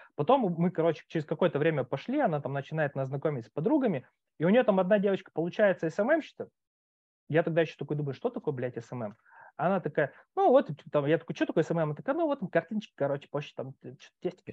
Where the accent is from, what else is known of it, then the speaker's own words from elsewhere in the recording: Khabarovsk, Khabarovsk Krai, Russia; moved away as an adult; now in Moscow, Russia; я сам с Дальнего Востока, когда уехал, там ну, у нас там вот в Хабаровске